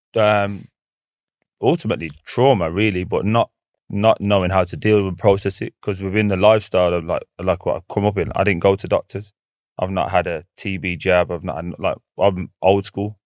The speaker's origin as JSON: {"language": "English", "region": "England", "country": "United Kingdom", "tie": "born or raised there", "said": "I'm, I'm from England."}